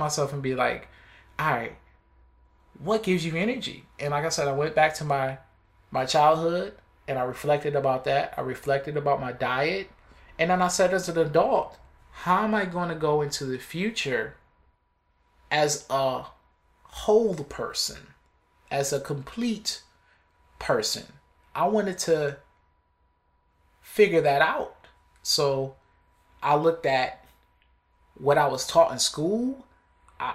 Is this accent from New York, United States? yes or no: yes; Buffalo, New York, United States; I'm from Buffalo